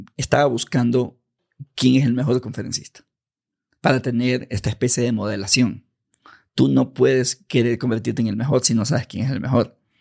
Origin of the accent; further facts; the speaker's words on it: Ecuador; de pequeño, barrio marginal, yo soy ecuatoriano